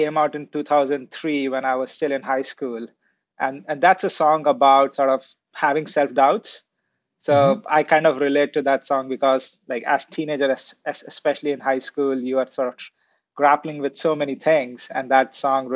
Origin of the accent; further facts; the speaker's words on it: India; So I grew up in India